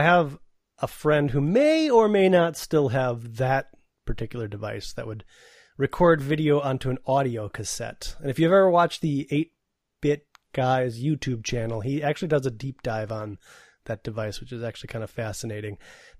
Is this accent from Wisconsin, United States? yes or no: yes; Madison, Wisconsin, United States; my parents, we came from Madison, which was a capital city, right? So we had TV channels.